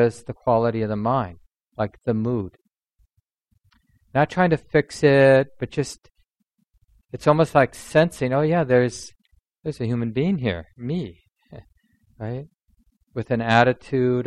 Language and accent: English; Minneapolis, Minnesota, United States; one of the kids I grew up with in North Minneapolis